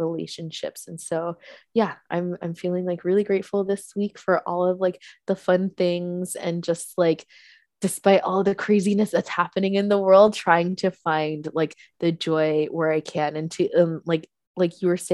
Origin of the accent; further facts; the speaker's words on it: East Coast, United States; now in New York, United States; I grew up on the East Coast